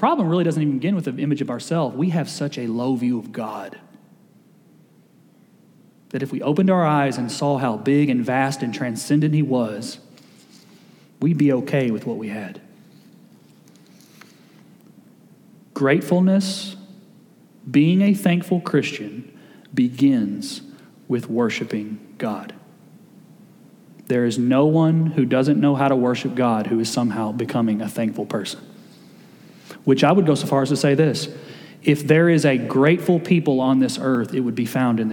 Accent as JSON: {"language": "English", "region": "Kentucky", "country": "United States", "tie": "born or raised there", "said": "I grew up in Kentucky, we didn't play football well, so we all played basketball"}